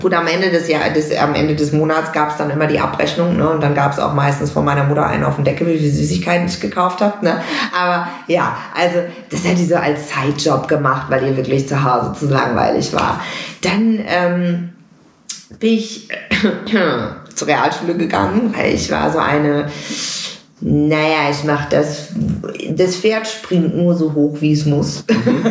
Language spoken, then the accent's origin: German; Münster, North Rhine-Westphalia, Germany; moved away as an adult; now in Los Angeles, United States; ich bin wirklich in Münster groß geworden, aufgewachsen, zur Schule gegangen, komplett Münsteranerin